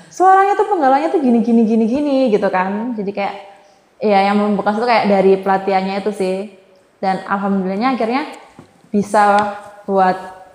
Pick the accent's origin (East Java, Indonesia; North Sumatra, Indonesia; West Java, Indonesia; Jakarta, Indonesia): East Java, Indonesia; walaupun kita Jawa Timur kan bahasa